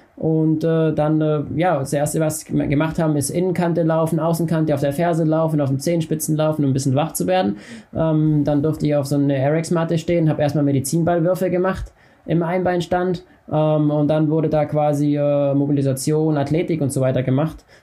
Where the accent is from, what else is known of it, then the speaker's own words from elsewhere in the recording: Unterkirnach, Baden-Württemberg, Germany; ich komme aus dem Schwarzwald und bin beim FC Alemannia unter Kirnach damals gelaufen